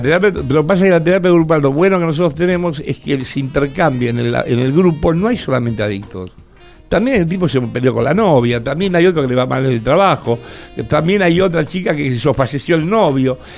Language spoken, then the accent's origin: Spanish; Argentina; como buen argentino que soy